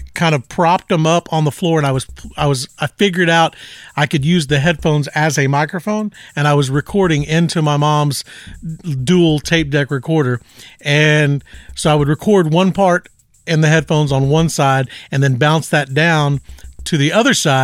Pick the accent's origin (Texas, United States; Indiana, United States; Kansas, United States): Texas, United States; San Antonio; I'm from San Antonio, Texas